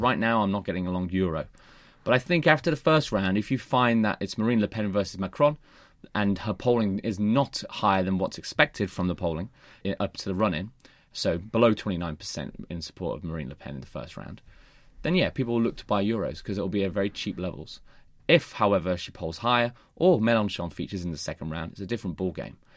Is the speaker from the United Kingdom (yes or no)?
yes; Birmingham, West Midlands, United Kingdom; moved away; I'm going to watch a football game in my hometown.